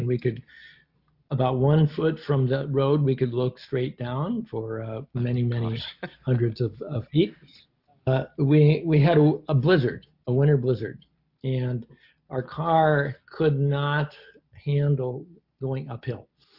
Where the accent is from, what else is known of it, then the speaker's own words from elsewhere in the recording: United States; But as an American wishing to go to the Eastern Bloc in the 1980s, it wasn't easy.